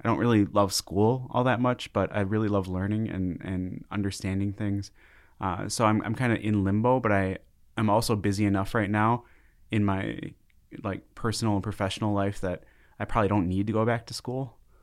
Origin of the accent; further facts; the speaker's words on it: Brooklyn Park, Minnesota, United States; moved away as an adult; now in Fargo, United States; I grew up in Brooklyn Park, Brooklyn Center area, uh, and that's a suburb of Minneapolis.